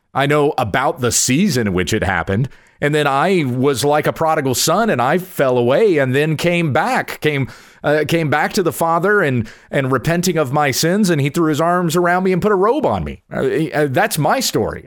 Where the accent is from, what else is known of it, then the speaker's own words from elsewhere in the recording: United States; I'm from the United States of America